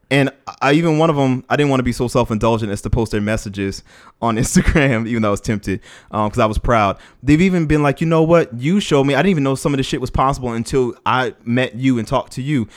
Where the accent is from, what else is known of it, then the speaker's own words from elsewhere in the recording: New Orleans, Louisiana, United States; moved away; also born or lived in Washington, D.C. / Los Angeles; growing up in New Orleans, living in D C, being in L A, working with the kids there